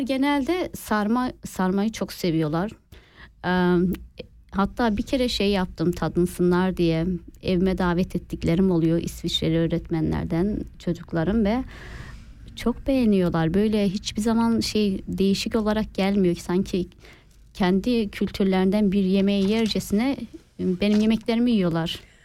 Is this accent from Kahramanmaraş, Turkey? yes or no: yes; Kahramanmaraş, Turkey; now in Switzerland; Maraşlıyım. Maraş e, Çağlayancı Elite, Elite kasabasında dünyaya geldim.